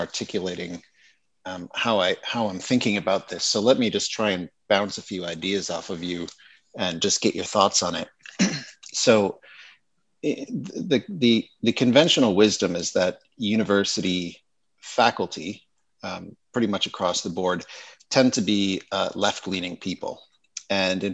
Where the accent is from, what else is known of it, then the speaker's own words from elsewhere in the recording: United States; moved away; the American university system, which is where I originally come from.